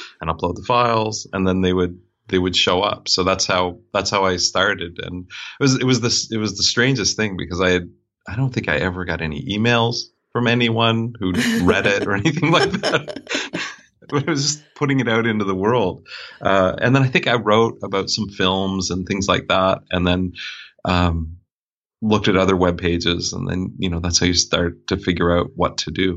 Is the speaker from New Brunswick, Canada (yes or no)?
yes; Fredericton, New Brunswick, Canada; moved away as an adult; now in Wolfville, Canada; I'm originally from Fredericton, New Brunswick